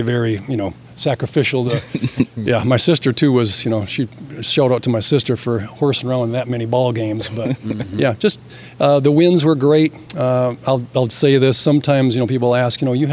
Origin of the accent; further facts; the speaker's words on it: Grand Rapids, Michigan, United States; I grew up in Grand Rapids in the city